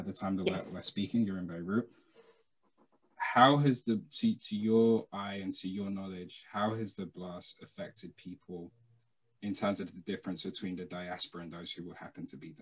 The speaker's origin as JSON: {"language": "English", "country": "United Kingdom", "tie": "born or raised there", "said": "I wasn't born in Nigeria. I wasn't raised there. I was born in the United Kingdom. I was raised in the United Kingdom"}